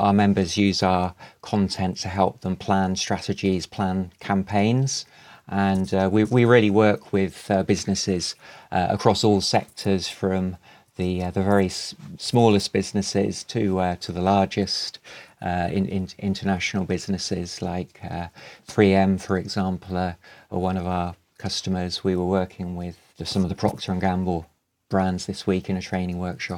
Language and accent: English; England, United Kingdom; We've got around 30 regional accents in England, so I hope mine works for you and the listeners.